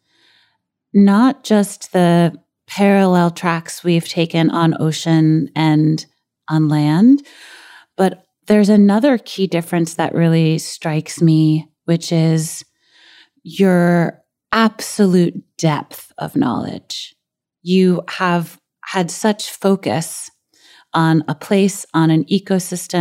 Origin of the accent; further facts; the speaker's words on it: New York City, New York, United States; a girl who grew up in Brooklyn